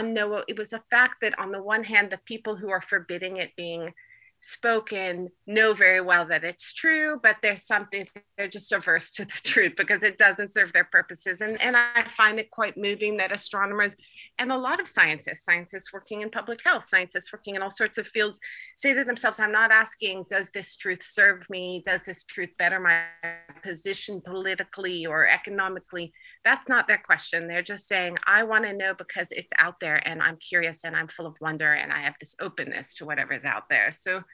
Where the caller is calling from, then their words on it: Turkey; for example, I'm calling in from Turkey.